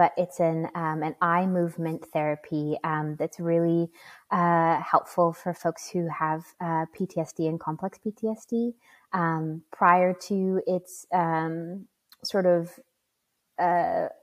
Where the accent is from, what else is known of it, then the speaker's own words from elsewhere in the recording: Bismarck, North Dakota, United States; moved away as an adult; also born or lived in Wind River, Wyoming; I was raised, born and raised in Bismarck, North Dakota in the United States.